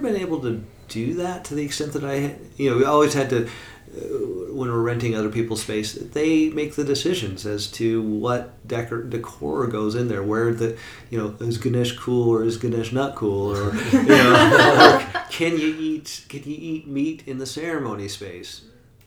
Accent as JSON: {"language": "English", "town": "Portland", "region": "Oregon", "country": "United States", "tie": "born or raised there", "said": "Oregon is freaking beautiful. It's my home state and hometown"}